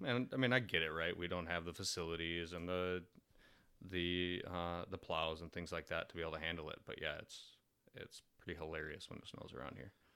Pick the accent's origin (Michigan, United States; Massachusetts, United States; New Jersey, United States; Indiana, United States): Michigan, United States; suburbs of Detroit; moved away as an adult; born and raised in Michigan, I've never been to the U P.